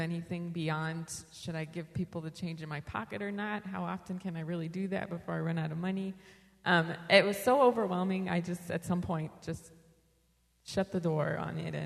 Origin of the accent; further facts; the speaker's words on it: California, United States; moved away as an adult; now in Chicago, United States; I grew up in California in a community that also had homelessness